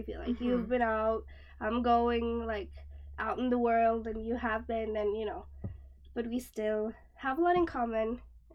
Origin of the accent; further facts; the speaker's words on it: outside of Karlsborg, Västra Götaland, Sweden; English is a second language; now in Ljungskile, Sweden; I'm from outside of Karlsborg, but it's close to Skövde. Okay. And now I live in Ljungskile